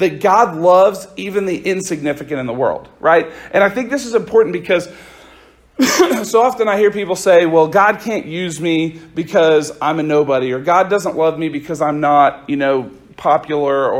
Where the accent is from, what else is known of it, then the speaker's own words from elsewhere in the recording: Oklahoma, United States; I'm from a little town just a little bit outside of Oklahoma City is where I grew up.